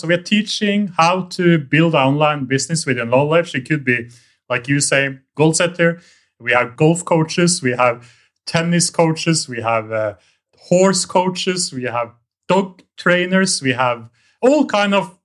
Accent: Norway; moved away as an adult; now in Vietnam; I'm from Norway

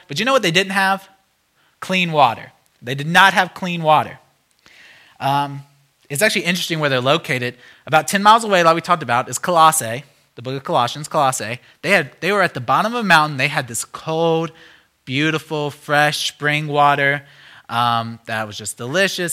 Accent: United States; as an American

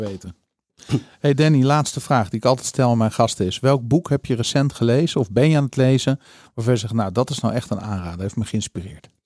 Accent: Netherlands; als Nederlanders

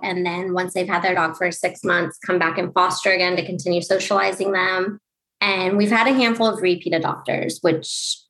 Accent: Huntington Beach, California, United States; moved away as an adult; also born or lived in Los Angeles; now in New York, United States; I'm from Huntington Beach, California.

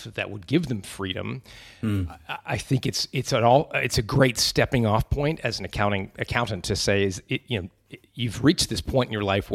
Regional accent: Canada; accent: Canadian; moved away; also born or lived in Manuden, England; I was born in a little village called Manudin.

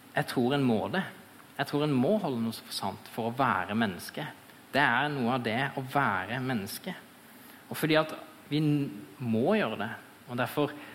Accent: Fevik, Agder, Norway; jeg er eh, fra Fevik

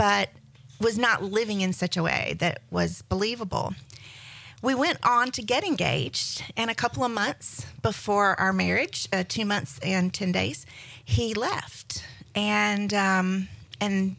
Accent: Middle Georgia, United States; moved away as an adult; also born or lived in Atlanta, Georgia / Winston-Salem, North Carolina; now in Emerald Coast, Florida, United States; I am from Georgia. I'm a Georgia native and was born in Middle Georgia

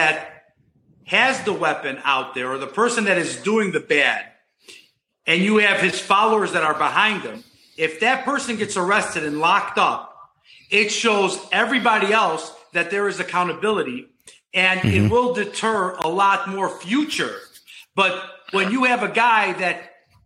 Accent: Chicago, Illinois, United States; moved away as an adult; now in Florida, United States; I grew up in Chicago. I went to Gordon Tech High School

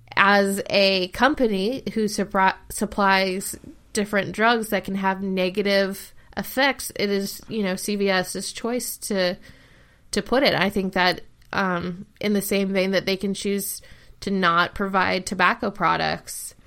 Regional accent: Ohio, United States; I live in Ohio, and Ohio ha, like, my hometown has a huge opioid problem

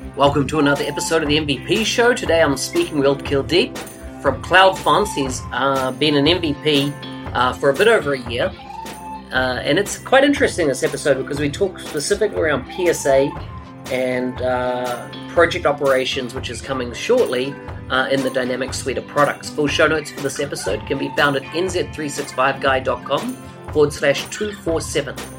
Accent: Bombay, Auckland, New Zealand; I was brought up in New Zealand, uh, the location was called Bombay in New Zealand

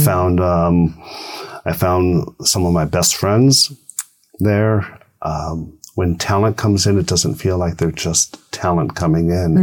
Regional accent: Thousand Oaks, California, United States; I said Thousand Oaks

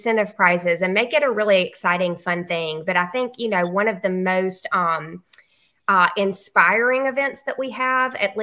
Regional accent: Luverne, Alabama, United States; I'm from Laverne, Alabama

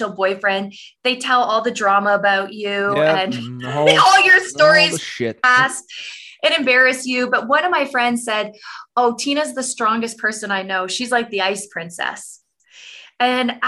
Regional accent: Canada; I'm a Canadian woman

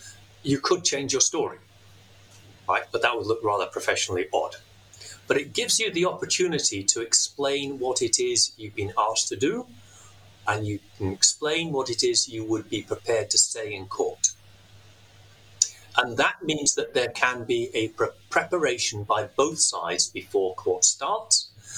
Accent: Glasgow, Scotland, United Kingdom; accent: Glaswegian; I was born there, I brought up there, and I did so much of my professional life there. If I gave my Glaswegian accent, you would have a real bit of a problem.

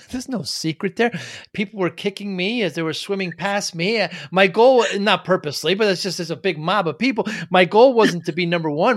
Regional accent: Northeast, United States; I'm from the Northeast.

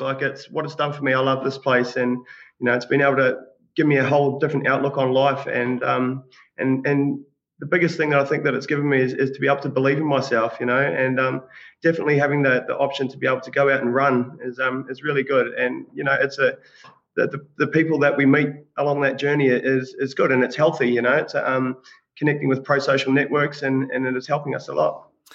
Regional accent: Australia; now in New Zealand; I grew up in Australia

